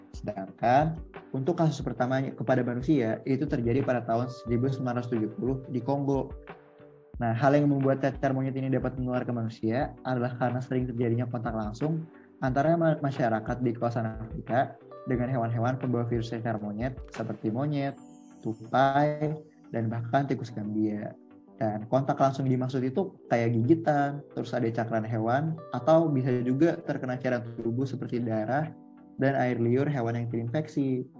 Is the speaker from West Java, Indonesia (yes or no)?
no; Jakarta, Indonesia; gue dari Jakarta juga